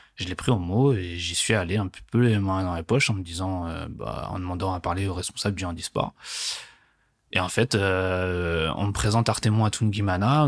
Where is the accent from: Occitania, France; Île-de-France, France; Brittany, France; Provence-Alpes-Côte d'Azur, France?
Île-de-France, France; Guyancourt; je grandis en région parisienne, dans les Yvelines, exactement, euh, à Guyancourt